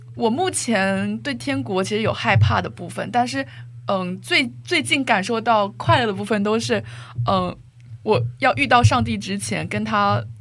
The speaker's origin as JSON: {"language": "Chinese", "town": "Xiamen", "region": "Fujian", "country": "China", "tie": "born or raised there", "moved": "as an adult", "lives_now": "South Korea", "said": "我要离开厦门，就是离开我的城市"}